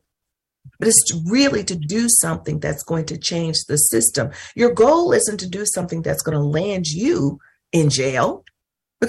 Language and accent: English; North Mississippi, United States; moved away; We lived in North Mississippi